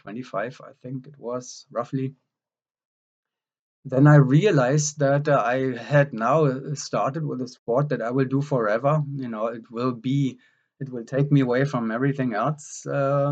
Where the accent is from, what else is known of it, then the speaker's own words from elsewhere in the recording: Germany; moved away; also born or lived in West Berlin; I grew up in Germany